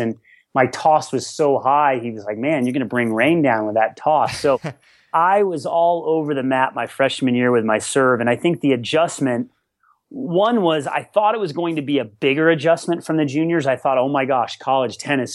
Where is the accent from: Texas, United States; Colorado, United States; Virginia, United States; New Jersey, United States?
Colorado, United States; growing up in Colorado, high altitude